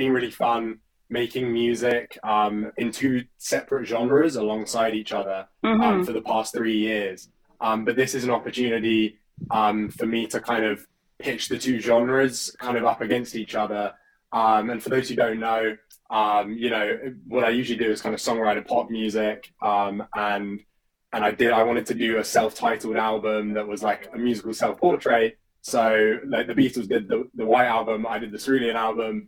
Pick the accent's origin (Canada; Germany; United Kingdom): United Kingdom; south coast of England; my slightly chavvy upbringing in the south coast of England